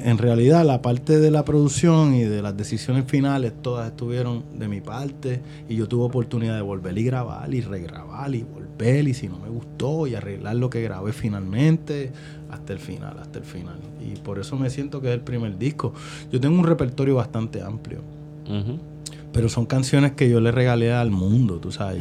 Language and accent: Spanish; Carolina, Puerto Rico; yo soy de Carolina